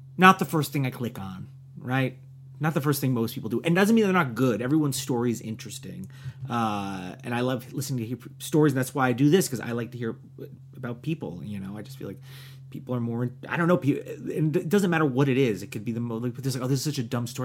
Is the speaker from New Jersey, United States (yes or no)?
yes; New Jersey, United States; moved away; also born or lived in New York; I'm from New Jersey